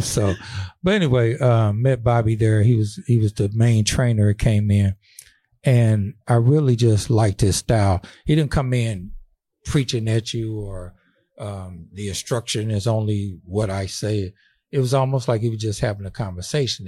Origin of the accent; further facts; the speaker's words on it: St. Louis, Missouri, United States; we grew up together in Saint Louis